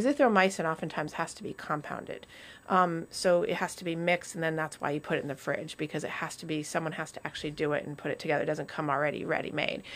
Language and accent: English; New England, United States; as a course of being New Englanders